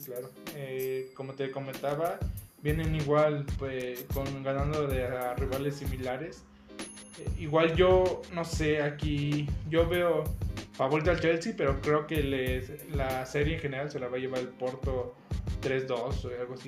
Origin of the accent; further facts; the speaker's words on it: Mexico; como mexicano